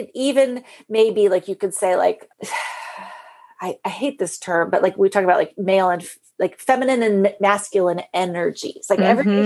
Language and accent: English; near San Francisco, California, United States; when we grew up near San Francisco